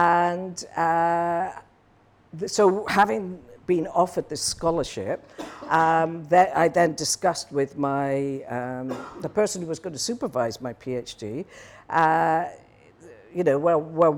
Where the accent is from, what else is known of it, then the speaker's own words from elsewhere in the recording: Newbridge, Wales, United Kingdom; moved away as an adult; also born or lived in Midlands / Swansea / New Forest / Hong Kong; the place I was born was a place called Newbridge, which is just across the border, actually, in South Wales. But so I lived there for 17 years